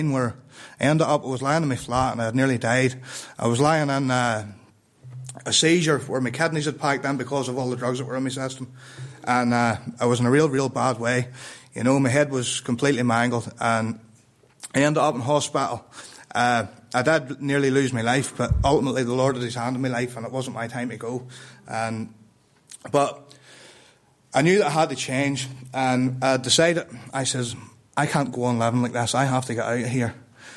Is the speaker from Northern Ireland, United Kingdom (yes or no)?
yes; Ballymena, Northern Ireland, United Kingdom; I'm from Northern Ireland, right? But I grew up in Ballymena